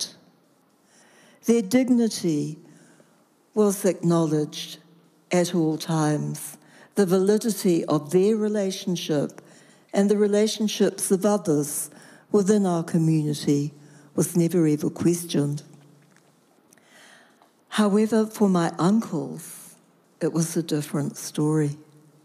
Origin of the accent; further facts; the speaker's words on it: Rotorua, Bay of Plenty, New Zealand; I grew up in Rotorua.